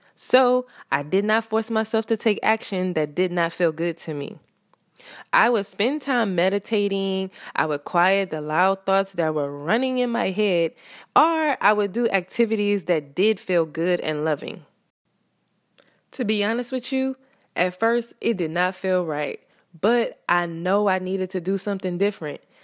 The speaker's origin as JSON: {"language": "English", "region": "the South", "country": "United States", "said": "I live in America. I'm from the South"}